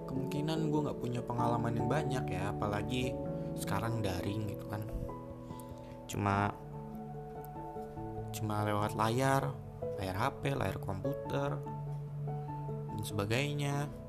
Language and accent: Indonesian; Bekasi, West Java, Indonesia; born there; Gue lahir di Bekasi Di tanggal 24 Mei tahun rahasia